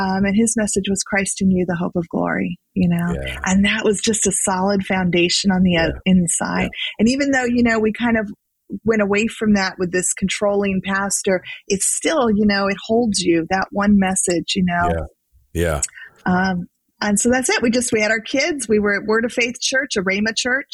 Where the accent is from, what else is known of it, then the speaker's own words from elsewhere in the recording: California, United States; I grew up in California. I've always lived in California.